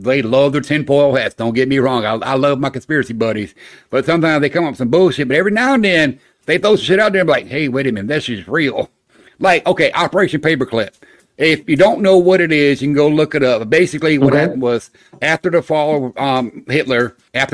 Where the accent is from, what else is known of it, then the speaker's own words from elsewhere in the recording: Florida, United States; I grew up in Florida